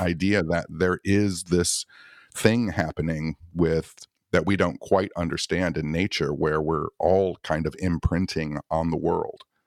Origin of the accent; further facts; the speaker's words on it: Michigan, United States; I'm from Michigan